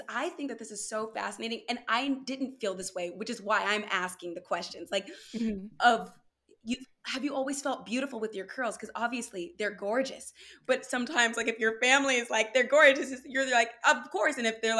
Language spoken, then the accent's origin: English; California, United States; growing up in California